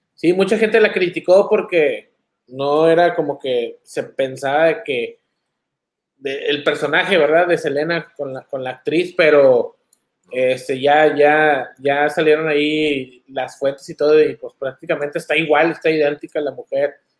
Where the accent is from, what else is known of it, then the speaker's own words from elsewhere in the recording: Monterrey, Nuevo León, Mexico; moved away; muchos de nosotros que crecimos allá en Monterrey